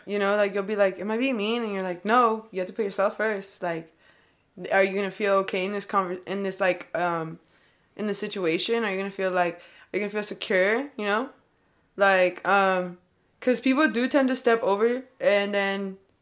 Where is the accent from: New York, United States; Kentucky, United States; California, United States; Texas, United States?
California, United States; accent: California; I'm from Cali